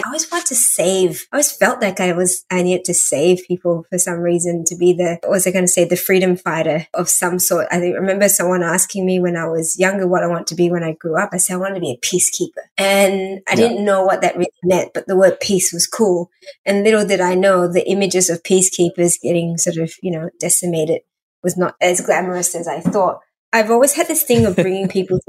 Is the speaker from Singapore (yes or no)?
yes; Singapore; first language English; also born or lived in Malaysia; I was born in Malaysia. We moved to Singapore when I was about 4.